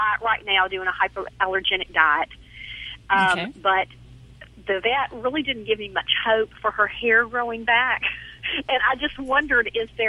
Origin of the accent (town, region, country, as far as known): Hernando, Mississippi, United States; accent: southern drawl